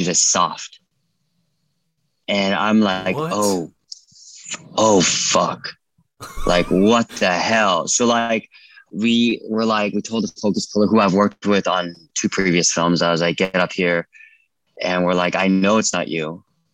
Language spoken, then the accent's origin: English; California, United States; I'm from California